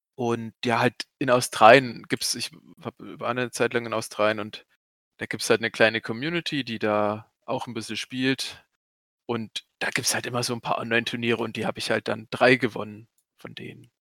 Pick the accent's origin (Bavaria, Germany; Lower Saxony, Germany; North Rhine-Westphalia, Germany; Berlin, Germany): Bavaria, Germany; Goldbach; ich komme aus Goldbach